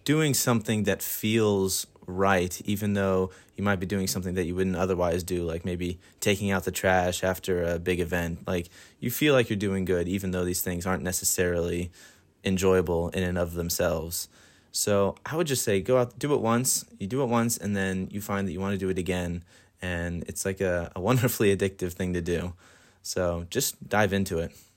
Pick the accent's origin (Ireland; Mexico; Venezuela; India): Ireland; Dublin, Leinster; also born or lived in Columbus, Georgia; now in Bethel, United States; I am from Dublin, Ireland, but I live in Columbus, Georgia